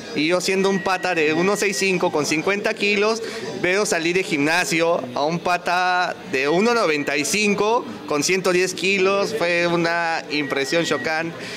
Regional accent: Huancayo, Junín, Peru; moved away as an adult; now in Lima, Peru; soy de Huancayo, o sea, mi base es Huancayo

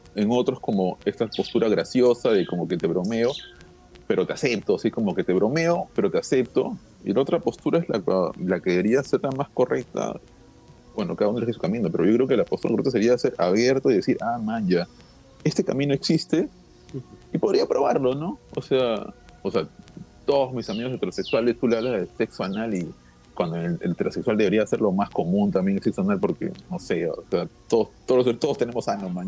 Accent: Lima, Peru; Y es porque hemos sido criados así. No sé si en otros países serán igual. Yo creo que es, algo muy limeño

